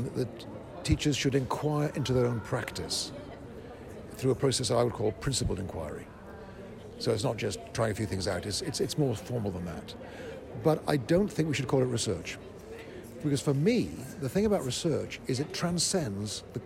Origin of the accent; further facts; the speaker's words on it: Florida, United States; my home state of Florida